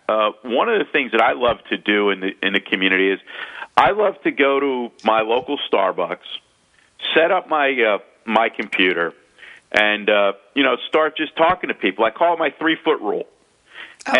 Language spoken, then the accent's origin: English; United States; accent: a little New Yorkish and South Florida mixed together; also born or lived in South Florida; my accent being a little New Yorkish and uh, South Florida mixed together